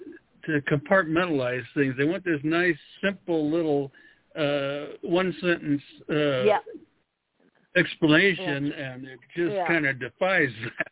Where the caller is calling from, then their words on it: Denver, Colorado, United States; Well, I'm outside of Denver, Colorado, a little ways.